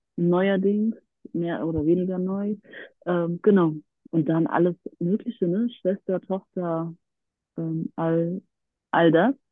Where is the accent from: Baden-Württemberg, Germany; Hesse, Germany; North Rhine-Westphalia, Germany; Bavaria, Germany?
Hesse, Germany; near Frankfurt; now in Berlin, Germany; ich komme aus der Nähe aus Frankfurt, lebe seit vielen Jahren in Berlin